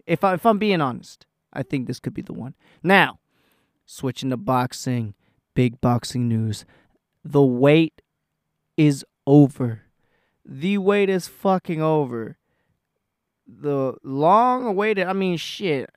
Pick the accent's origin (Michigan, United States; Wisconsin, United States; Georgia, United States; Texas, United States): Texas, United States; I'm from Texas